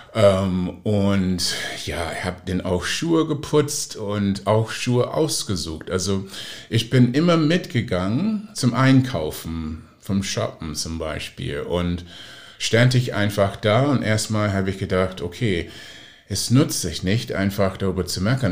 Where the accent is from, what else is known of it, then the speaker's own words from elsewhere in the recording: Oakland, California, United States; German is a second language; now in Hamburg, Germany; in Oakland, wo ich aufgewachsen bin